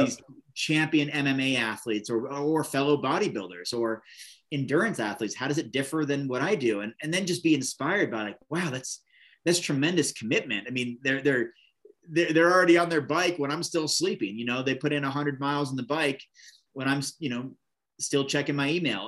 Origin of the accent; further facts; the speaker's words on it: Oregon, United States; in Bend, Oregon, this little town in my home state